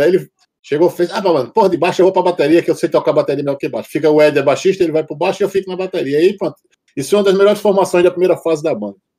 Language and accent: Portuguese; João Pessoa, Paraíba, Brazil; now in Portugal; Eu fui, eu fui pioneiro num bocado de coisa lá na minha cidade